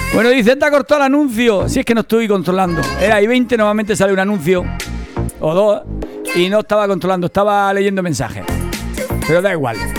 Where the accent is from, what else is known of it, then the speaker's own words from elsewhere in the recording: Spain; Yo soy español